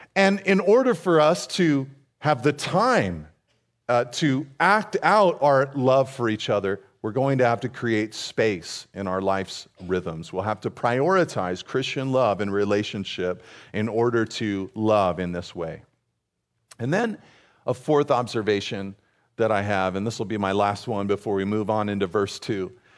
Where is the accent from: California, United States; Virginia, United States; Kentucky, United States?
California, United States; California's Central Coast, United States; I grew up here on California's Central Coast